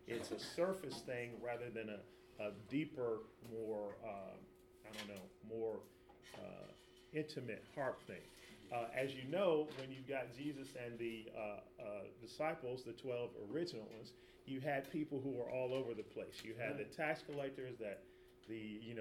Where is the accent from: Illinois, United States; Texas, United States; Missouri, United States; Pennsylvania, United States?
Illinois, United States; Chicago; I'm from Chicago